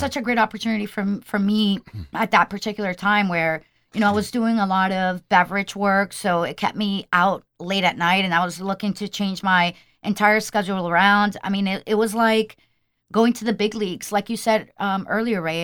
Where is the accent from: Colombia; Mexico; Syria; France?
Colombia; I'm from Colombian.